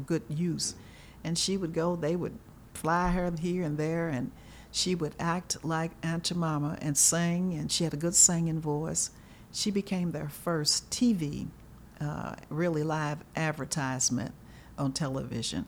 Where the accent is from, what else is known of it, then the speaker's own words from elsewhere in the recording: Louisville, Kentucky, United States; also born or lived in Atlanta, Georgia / Kent, Ohio; I grew up in Louisville, Kentucky, like you said, and had a wonderful childhood